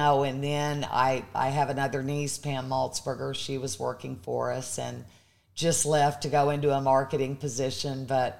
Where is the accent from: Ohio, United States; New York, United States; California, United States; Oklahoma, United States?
Oklahoma, United States; Pawnee; born or raised there; moved away